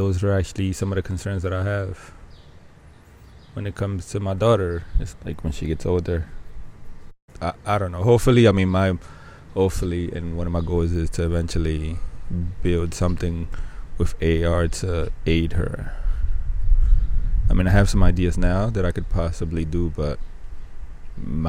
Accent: Dominican Republic; my hometown, the Dominican Republic

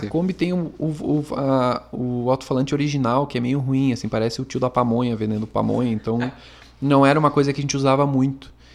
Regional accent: Montenegro, Rio Grande do Sul, Brazil; A gente é aqui de Montenegro e a gente mora

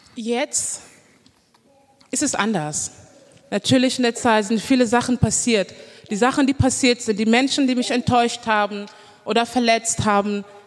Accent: Düren, North Rhine-Westphalia, Germany; moved away as an adult; now in Cologne, Germany; ich bin eigentlich ähm, aus Düren. Ich habe da gelebt

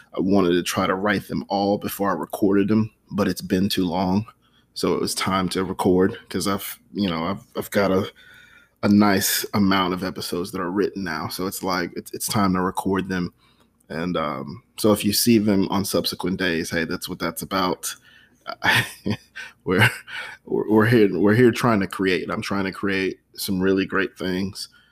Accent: United States; as an American

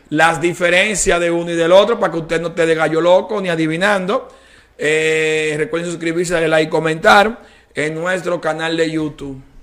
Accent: Dominican Republic; la cultura dominicana tenemos el merengue, bachata, bichuelo y carne

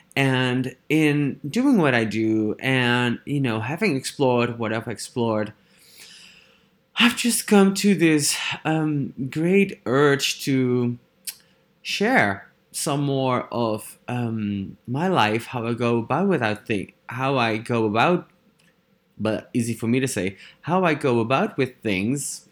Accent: Netherlands; English is a second language; I am from the Netherlands

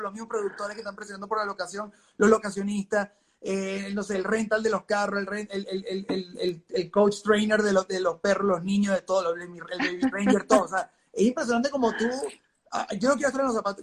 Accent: Venezuela; moved away; yo vengo de Venezuela

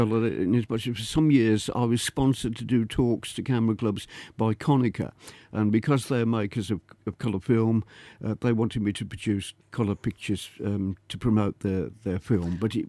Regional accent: Birmingham, West Midlands, United Kingdom; also born or lived in Leeds; Well, I was born in Leeds. Proud to be a true Yorkshireman, of course, but I was only there for 6 months. And father was a general practitioner. He had a practice in Quinton in Birmingham.

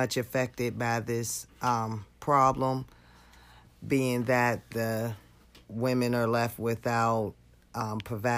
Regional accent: New York, United States; I'm from New York, Brooklyn, New York

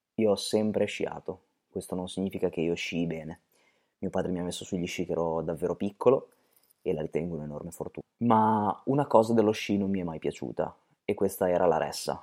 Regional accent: Bologna, Emilia-Romagna, Italy; noi siamo di Bologna, quindi proprio qui, nella nostra città

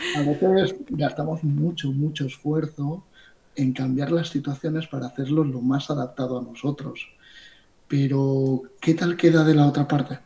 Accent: Ibiza, Balearic Islands, Spain; now in Barcelona, Spain; habiendo nacido en Ibiza

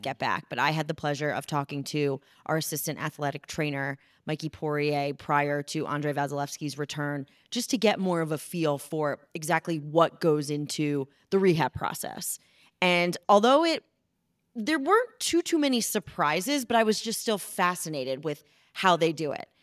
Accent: Philadelphia, Pennsylvania, United States; moved away; I am from Philly

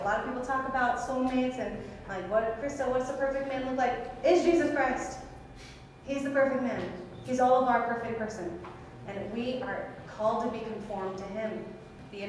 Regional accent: United States; also born or lived in California / Louisiana; as a Filipino-American, so my Filipino culture is very interdependent.

